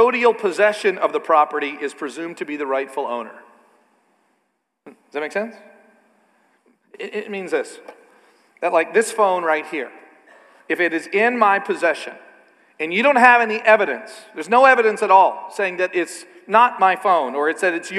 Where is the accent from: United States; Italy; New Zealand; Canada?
Canada; I'm a Canadian